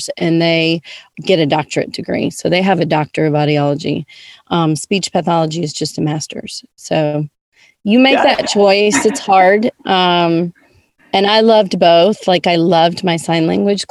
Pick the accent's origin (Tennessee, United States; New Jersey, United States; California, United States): Tennessee, United States; Nashville; moved away as an adult; also born or lived in Georgia; now in Jackson, United States; I was born and raised in Nashville, Tennessee